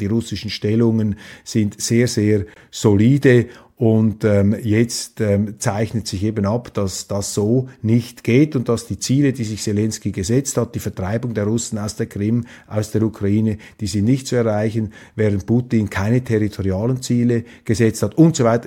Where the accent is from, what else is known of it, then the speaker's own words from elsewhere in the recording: Switzerland; ich Ihnen als Schweizer